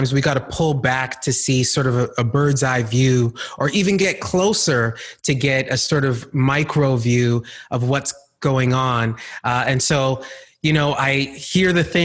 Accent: Calgary, Alberta, Canada; also born or lived in Ghana; I grew up partly in Calgary, Alberta, and the other part of my childhood, I grew up in Ghana, West Africa

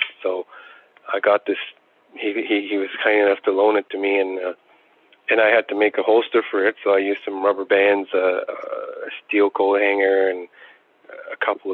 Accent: Attawapiskat, Ontario, Canada; growing up in Attawapiskat, I knew only one person who played the harmonica

